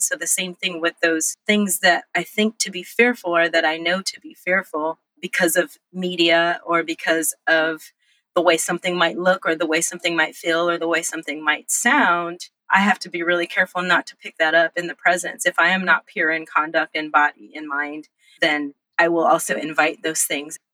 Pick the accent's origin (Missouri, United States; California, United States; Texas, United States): California, United States; Los Angeles; born or raised there; also born or lived in Monterey Bay, California